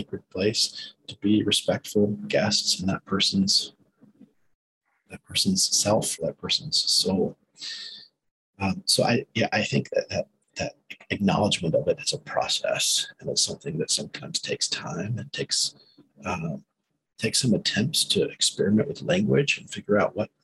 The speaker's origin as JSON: {"language": "English", "region": "South Carolina", "country": "United States", "tie": "born or raised there", "said": "growing up in South Carolina"}